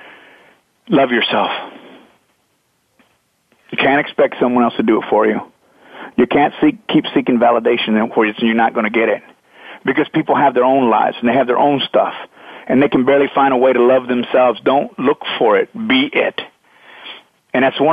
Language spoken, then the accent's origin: English; Texas, United States; I grew up in Texas